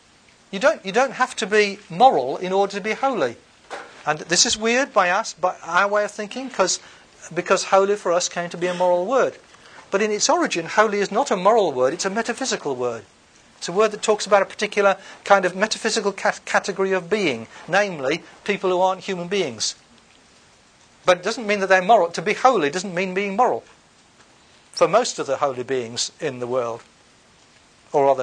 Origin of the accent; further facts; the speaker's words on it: United Kingdom; I'm British.